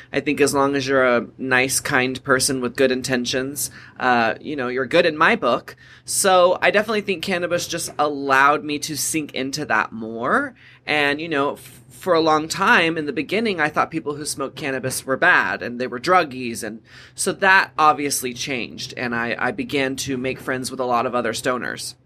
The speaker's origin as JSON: {"language": "English", "region": "Texas", "country": "United States", "tie": "born or raised there", "said": "Growing up in Texas, there was a lot of stigma around cannabis"}